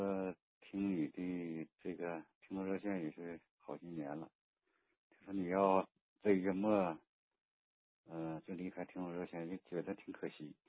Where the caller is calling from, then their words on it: Jilin, China; 呃，我是吉林。